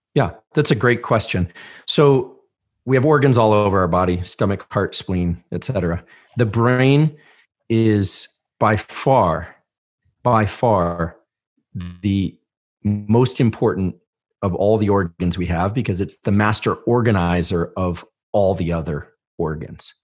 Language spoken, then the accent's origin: English; Palo Alto, California, United States; I grew up in Palo Alto